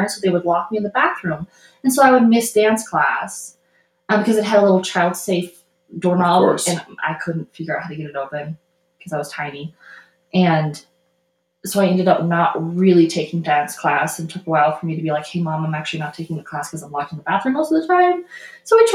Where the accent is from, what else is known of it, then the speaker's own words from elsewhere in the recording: Colorado, United States; also born or lived in Houston; I was born in Colorado